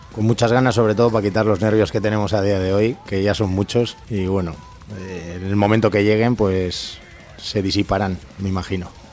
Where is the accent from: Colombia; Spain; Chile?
Spain; Durango, Basque Country; yo soy de Hermoa